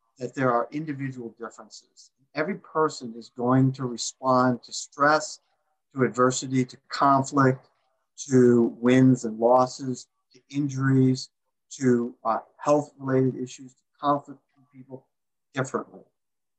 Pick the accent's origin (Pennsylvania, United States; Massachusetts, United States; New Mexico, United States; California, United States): Massachusetts, United States; I'm from Massachusetts